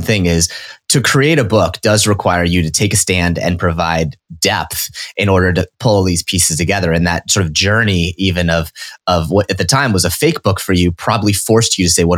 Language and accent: English; Nebraska, United States; I grew up in Nebraska